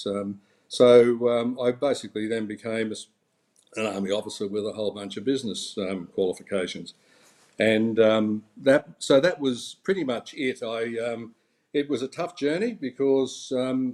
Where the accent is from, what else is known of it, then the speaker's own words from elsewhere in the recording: Lockyer Valley, Queensland, Australia; also born or lived in Toowoomba; I grew up in the Lockyer Valley in Queensland, which is a small crop agricultural area.